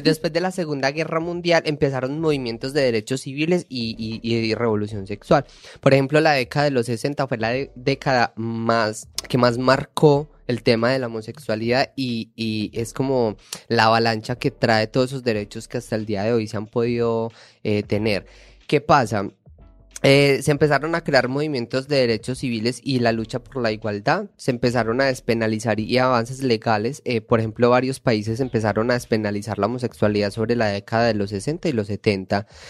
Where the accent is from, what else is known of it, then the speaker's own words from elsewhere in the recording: Paisa, Antioquia, Colombia; accent: paisa; moved away; soy paisa, déjeme hablar paisa.